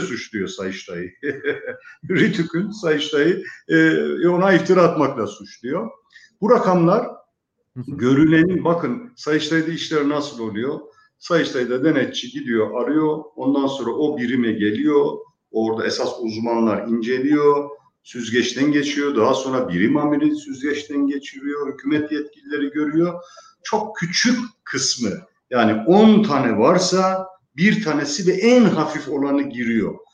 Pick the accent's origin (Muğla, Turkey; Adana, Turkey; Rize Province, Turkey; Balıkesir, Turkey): Rize Province, Turkey; moved away; also born or lived in Istanbul; memleketim Rize'ye gidiyorum.